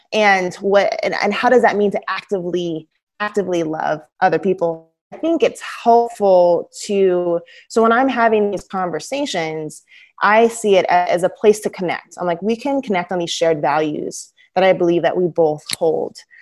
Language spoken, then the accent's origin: English; Southern Oregon, United States; growing up in Southern Oregon